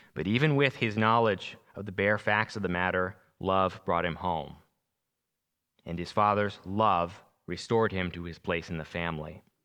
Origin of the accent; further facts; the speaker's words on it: Long Island, New York, United States; moved away; I'm originally from New York, Long Island